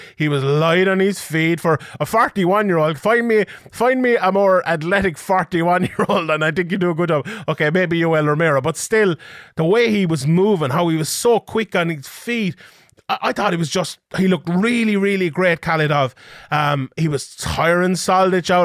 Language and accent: English; Ireland; as someone Irish